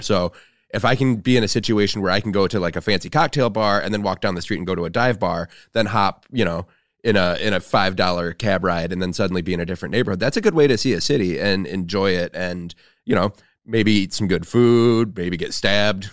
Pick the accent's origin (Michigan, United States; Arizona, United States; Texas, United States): Michigan, United States; Flint; moved away; my hometown of Flint, Michigan